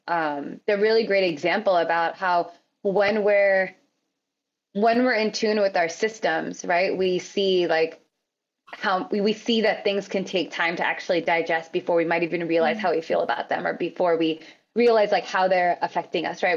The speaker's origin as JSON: {"language": "English", "country": "United States", "tie": "born or raised there", "said": "I'm also American"}